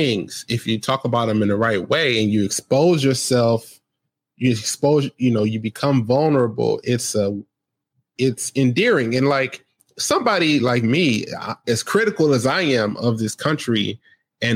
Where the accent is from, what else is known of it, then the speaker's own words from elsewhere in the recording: United States; I grew up in America